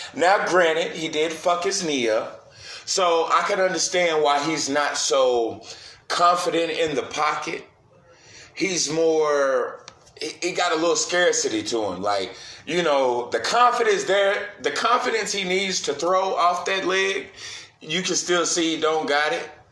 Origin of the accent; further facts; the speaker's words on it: Philadelphia, Pennsylvania, United States; I'm really from Philly.